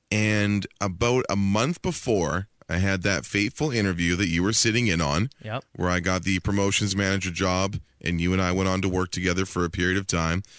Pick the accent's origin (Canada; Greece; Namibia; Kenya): Canada; Langley, British Columbia; my hometown of Langley, B.C.